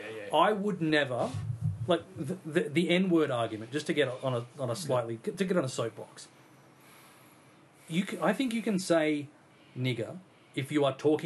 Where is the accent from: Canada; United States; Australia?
Australia; Because we are Australian